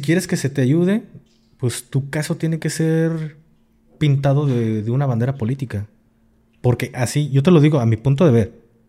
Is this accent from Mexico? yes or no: yes; Jalisco, Mexico; soy de Jalisco